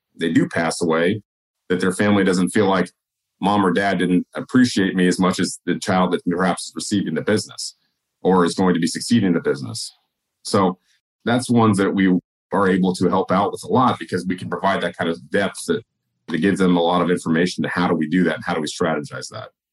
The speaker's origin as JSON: {"language": "English", "region": "California", "country": "United States", "also_born_or_lived": "Oregon", "moved": "yes", "said": "originally from California, we moved up to Oregon"}